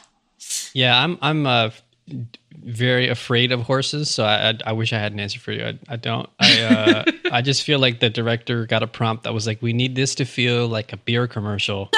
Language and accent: English; New York City, New York, United States; also born or lived in Long Island; I grew up here in New York, mm-hmm. where mm-hmm. I mean, especially as a kid in Queens